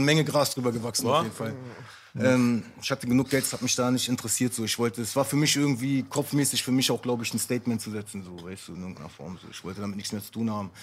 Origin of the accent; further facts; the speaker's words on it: Neukölln, Berlin, Germany; Ich komme aus Neukölln, ich bin, äh, mein Vater ist Araber, meine Mutter ist Deutsche